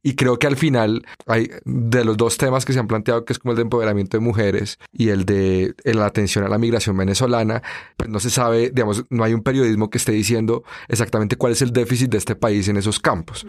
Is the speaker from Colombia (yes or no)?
yes; Colombia; aquí en Colombia lo tenemos normalizado